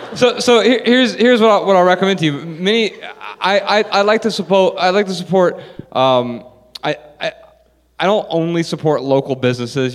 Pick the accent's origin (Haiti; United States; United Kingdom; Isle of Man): United States; Dayton, Ohio; moved away as an adult; I grew up in Dayton, Ohio